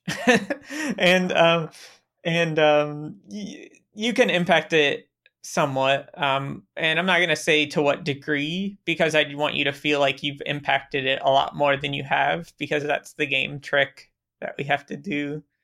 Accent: Polk County, Central Florida, United States; now in Germany; I grew up in Central Florida in Polk County.

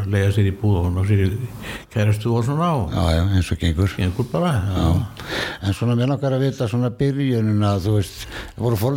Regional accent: Reykjavík, Capital Region, Iceland; now in Hafnarfjörður, Iceland; ég óst upp í Reykjavík og... Já. En svo flutti ég aftur í Hafnafyrði.

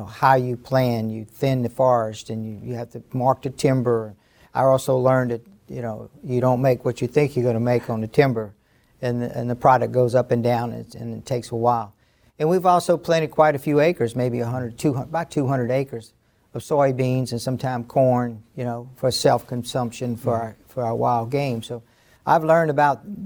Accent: Baton Rouge, Louisiana, United States; I grew up in North Baton Rouge, where Standard Oil established themselves

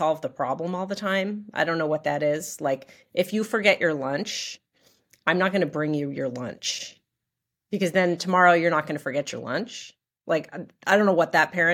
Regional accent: Los Angeles, California, United States; moved away as an adult; also born or lived in Durham, North Carolina / New York; I grew up in Los Angeles.

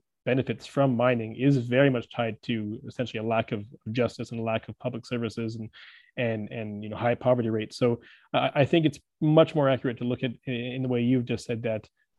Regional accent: Vancouver, British Columbia, Canada; I'm actually from Vancouver, British Columbia

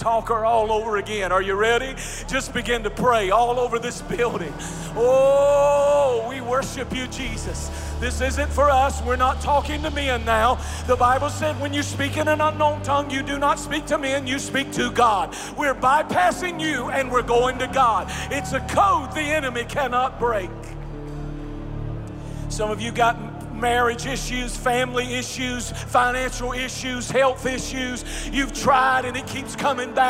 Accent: Eastern North Carolina, United States; I'm as country as cornbread. I'm from Eastern North Carolina

